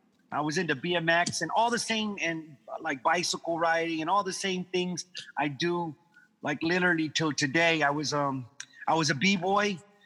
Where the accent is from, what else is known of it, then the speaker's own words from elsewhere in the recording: Guam; moved away; also born or lived in Hawaii / London; I was born in Hawaii. My dad was in the military when I was when I was coming into the world, and he was stationed in Hawaii. But yes, I'm originally from Guam, from the island of Guam.